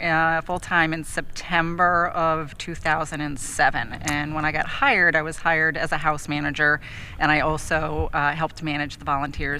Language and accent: English; Troy, New York, United States; We're from Troy.